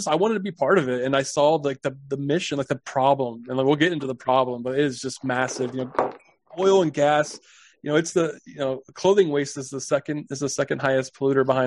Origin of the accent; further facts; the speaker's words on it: Texas, United States; I was born in Texas